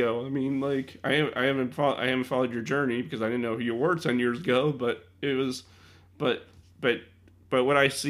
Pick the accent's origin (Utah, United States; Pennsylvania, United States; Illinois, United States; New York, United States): Illinois, United States; also born or lived in suburbs of Chicago; I'm from Illinois, and I live in the suburbs of Chicago